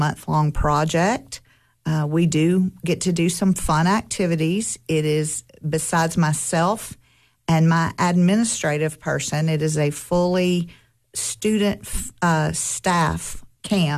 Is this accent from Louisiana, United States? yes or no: yes; Louisiana, United States; moved away as an adult; now in Cookeville, United States; I am originally from Louisiana and moved up here in 1988 with my husband